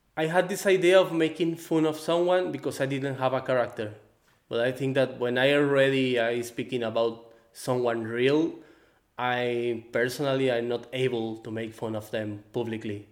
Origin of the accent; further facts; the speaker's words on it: Guadalajara, Jalisco, Mexico; English is a second language; also born or lived in Baja California Sur, Mexico; I'm from Mexico. I born in Baja California Sur, the same place where the movie is placed. I grew up in Guadalajara also.